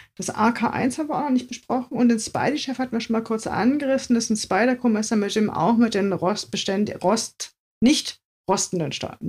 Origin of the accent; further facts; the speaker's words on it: East Germany, Germany; meine Kindheit in der DDR